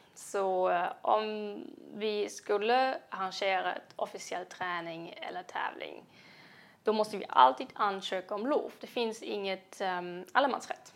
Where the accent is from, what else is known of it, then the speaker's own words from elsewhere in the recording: Jena, Thuringia, Germany; Swedish is a second language; moved away as an adult; now in Sweden; jag kommer från Jena, um, en inte så liten svensk eh, stad med svensk mått